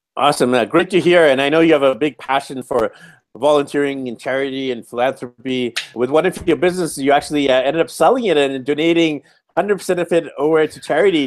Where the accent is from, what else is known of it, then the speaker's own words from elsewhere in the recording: Vancouver, British Columbia, Canada; I'm from Vancouver, B C, Canada